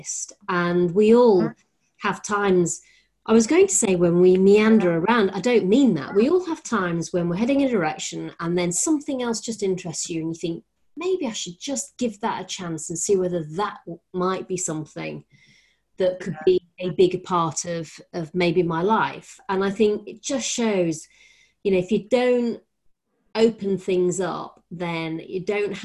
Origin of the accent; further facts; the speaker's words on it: Rotherham, Yorkshire and the Humber, United Kingdom; when I was growing up in Rotherham